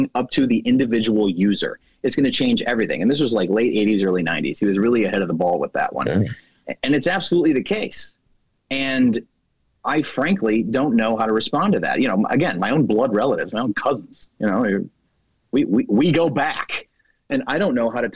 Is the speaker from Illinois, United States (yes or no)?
yes; Chicago, Illinois, United States; my hometown, Chicago, Illinois